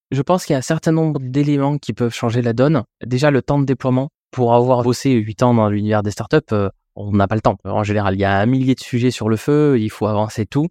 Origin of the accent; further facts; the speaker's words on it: France; en tant que Français